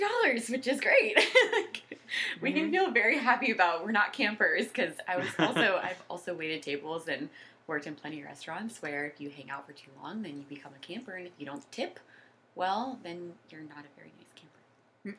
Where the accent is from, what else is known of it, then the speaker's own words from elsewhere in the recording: Jacksonville, Florida, United States; moved away as an adult; now in Washington, D.C., United States; we're both from Jacksonville and then we both went to UCF